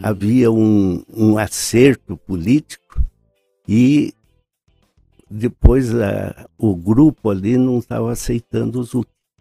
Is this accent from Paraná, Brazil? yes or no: yes; Ponta Grossa, Paraná, Brazil; also born or lived in Curitiba; Eu nasci nesta rua, em frente da Igreja Nossa Senhora Conceição.